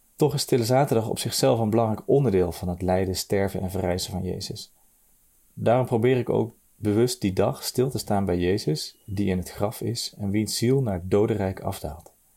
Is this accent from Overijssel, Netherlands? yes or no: no; Nijmegen, Gelderland, Netherlands; ik kom uit Nijmegen